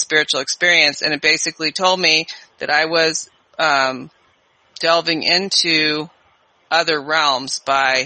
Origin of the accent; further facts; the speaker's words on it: California, United States; moved away as an adult; also born or lived in New York City; I was from California, so it was a big move.